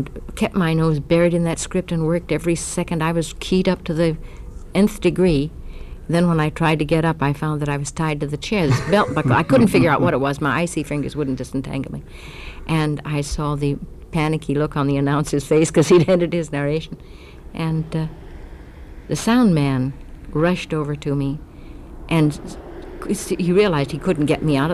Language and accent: English; Los Angeles, California, United States; moved away; I was brought up in Hollywood because my father was an actor